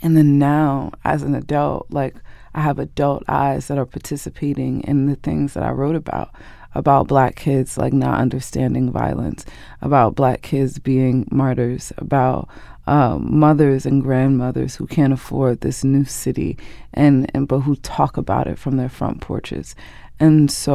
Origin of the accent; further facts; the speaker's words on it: Newark, New Jersey, United States; my house growing up on Leslie Street